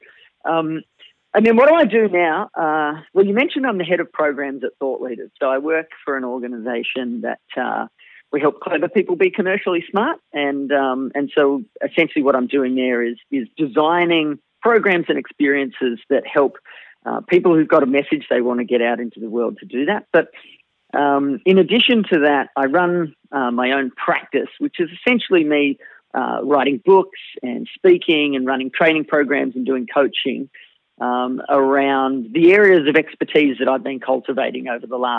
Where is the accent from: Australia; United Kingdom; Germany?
Australia; Melbourne, Victoria; I was born almost in the car park, in fact, of a hospital in Melbourne, Australia